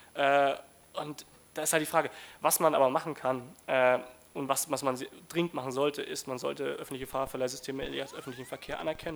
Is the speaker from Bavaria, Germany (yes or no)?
yes; Hof, Bavaria, Germany; Ich komme aus Hof. Hof liegt in Oberfranken, das ist reinstes Mittelgebirge. Wir haben einen Radverkehrsanteil von 0,8 Prozent